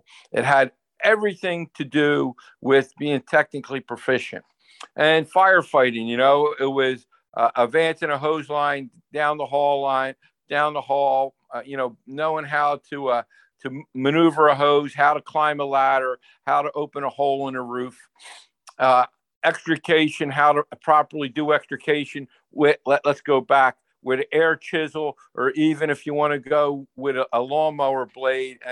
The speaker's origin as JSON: {"language": "English", "region": "New Jersey", "country": "United States", "tie": "born or raised there", "said": "growing up in New Jersey, you had to be, especially as a male, had to have a tough side"}